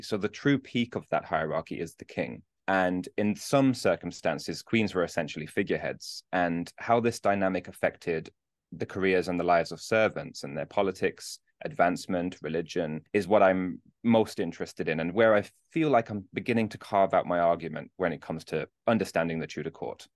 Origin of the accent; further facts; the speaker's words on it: Birmingham, West Midlands, United Kingdom; now in Newcastle, United Kingdom; I'm originally from Birmingham in the U K, but I live in Newcastle now